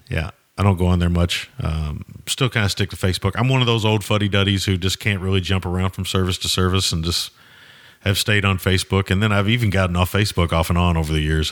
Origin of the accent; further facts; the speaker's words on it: the South, United States; as a Southerner